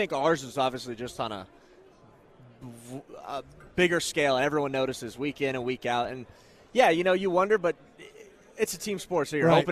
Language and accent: English; Thousand Oaks, California, United States; moved away; I'm from Thousand Oaks